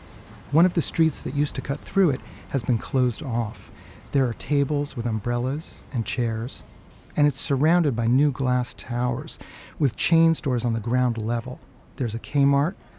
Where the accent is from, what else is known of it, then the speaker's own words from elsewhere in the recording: New York, United States; growing up in New York in the 1970s